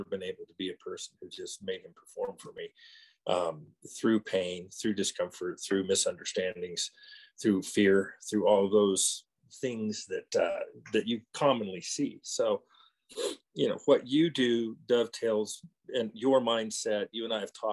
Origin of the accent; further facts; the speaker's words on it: California, United States; moved away as an adult; now in Colorado, United States; I live in Colorado now, but I was born in California and spent my young early life up to my early 20s there.